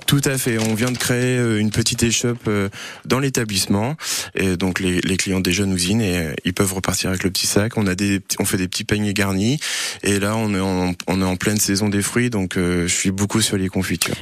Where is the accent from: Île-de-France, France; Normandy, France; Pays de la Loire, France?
Normandy, France; Rosay-sur-Lieure; j'ai grandi à Rosé-sur-Lière